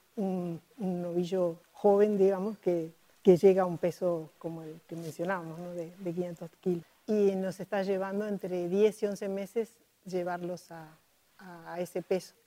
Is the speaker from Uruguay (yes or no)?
yes; Montevideo, Uruguay; soy de Montevideo, nací y crecí en Montevideo